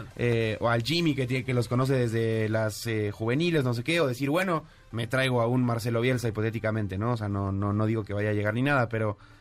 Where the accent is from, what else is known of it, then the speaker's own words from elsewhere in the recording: Mexico; como mexicano